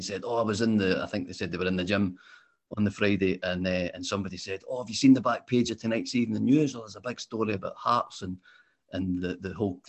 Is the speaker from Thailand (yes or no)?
no; Glasgow, Scotland, United Kingdom; I grew up in Glasgow